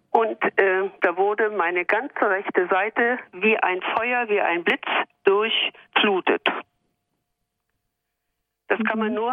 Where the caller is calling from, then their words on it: Mainz, Rhineland-Palatinate, Germany; ich komme aus Mainz